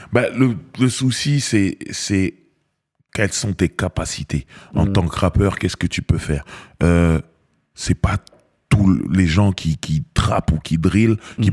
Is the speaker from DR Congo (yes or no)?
no; Cameroon; now in France; je suis Camerounais